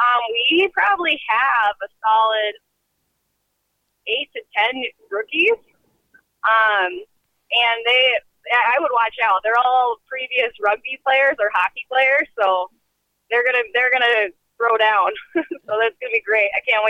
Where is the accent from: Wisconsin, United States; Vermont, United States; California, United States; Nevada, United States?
California, United States; now in Twin Cities, United States; I'm from California, and I was moving to the Twin Cities